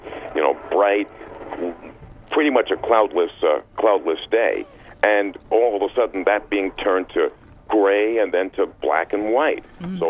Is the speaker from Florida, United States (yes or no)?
no; New York City, New York, United States; New York City is my hometown